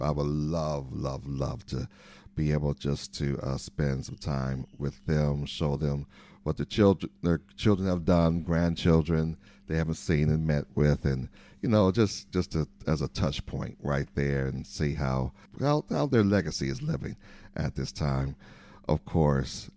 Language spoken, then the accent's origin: English; Saint Paul, Minnesota, United States; moved away as an adult; now in Elk Grove, United States; I am originally from the Midwest. I'm a Midwesterner, uh, from Saint Paul, Minnesota